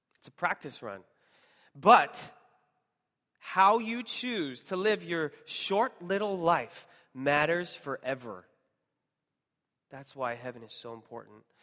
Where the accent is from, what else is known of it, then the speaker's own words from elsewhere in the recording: Seattle, Washington, United States; moved away; I'm originally from Seattle